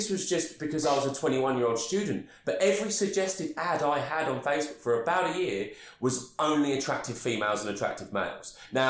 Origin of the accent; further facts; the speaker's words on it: Essex, East of England, United Kingdom; I'm from Essex